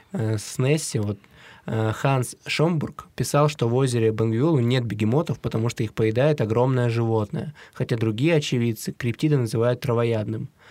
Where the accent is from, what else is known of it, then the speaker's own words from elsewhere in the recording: Siberia, Russia; Мы из Сибири